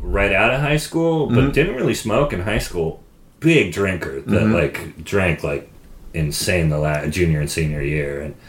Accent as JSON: {"language": "English", "town": "Sonoma", "region": "California", "country": "United States", "tie": "born or raised there"}